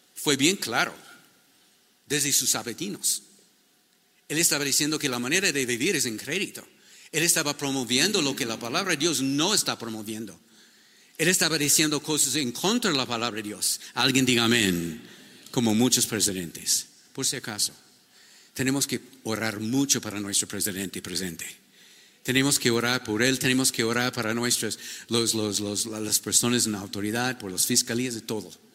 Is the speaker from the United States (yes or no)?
yes; United States; Spanish is a second language; moved away as an adult; now in Ecuador; yo soy un gringo